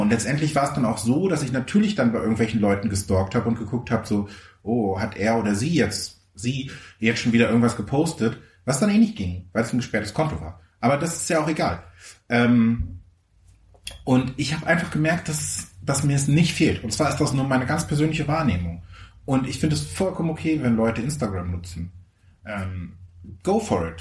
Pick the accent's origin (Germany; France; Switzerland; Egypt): Germany; Mecklenburg-Vorpommern; ich kam halt wirklich aus Mecklenburg-Vorpommern